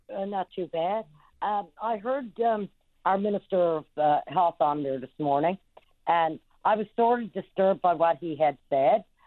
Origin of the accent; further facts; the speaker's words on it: Trinity Bay, Newfoundland and Labrador, Canada; I'm from Trinity Bay